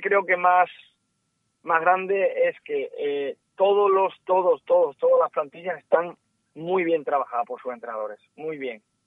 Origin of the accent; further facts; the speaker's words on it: Almendralejo, Extremadura, Spain; also born or lived in Seville; soy de Almendralejo, pero he nacido en Sevilla.